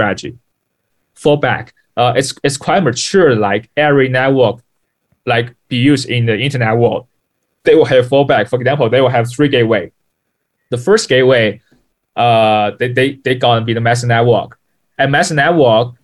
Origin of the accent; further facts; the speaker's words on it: Ningbo, Zhejiang, China; English is a second language; I'm born from Ningbo, Zhejiang, China. Yeah, it's a city south of the Shanghai.